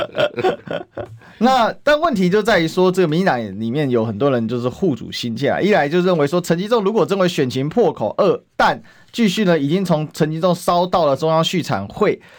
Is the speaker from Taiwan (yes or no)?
yes; Taiwan; 用我们台湾话讲叫locomoya啦